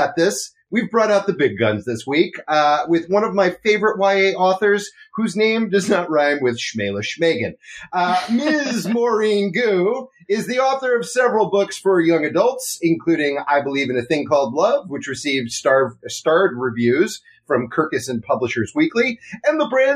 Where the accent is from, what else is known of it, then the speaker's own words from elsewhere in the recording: East Coast, United States; moved away as an adult; now in Los Angeles, United States; I grew up on the East Coast and moved here about 10 years ago.